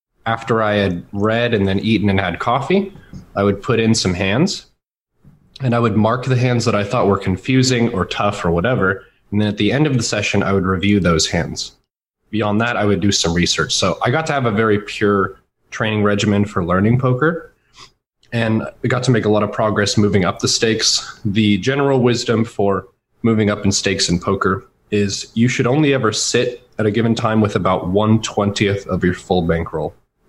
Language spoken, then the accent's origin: English; Texas, United States; also born or lived in Washington State, United States; I've spent the majority of my life in the Dallas-Fort Worth area. Mm-hmm. I was born in Washington State, so I was about 6 or 7 when we moved to Texas, and I chose not to take the accent.